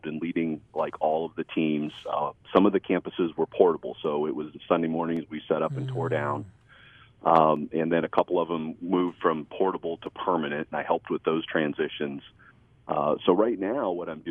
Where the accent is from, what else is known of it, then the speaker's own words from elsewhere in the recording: Holmes County, Ohio, United States; we grew up in Holmes County, Ohio. So it's like Northeast Ohio, Amish country. It's where we're both from, and we love this area